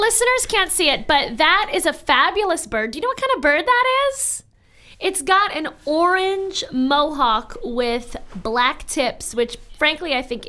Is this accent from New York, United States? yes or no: yes; New York City, New York, United States; as a New Yorker.